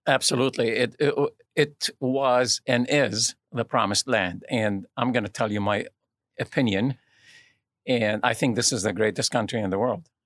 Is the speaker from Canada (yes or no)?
no; Lebanon; now in United States; I'm originally from Lebanon, uh, which is in the Middle East